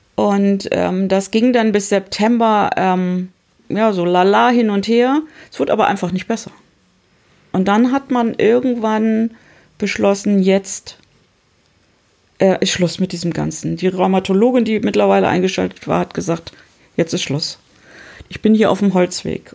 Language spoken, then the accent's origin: German; Hamburg, Germany; ich komme aus Hamburg